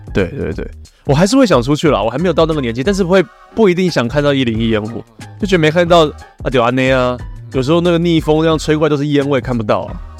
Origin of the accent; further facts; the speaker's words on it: Taiwan; 我们台湾人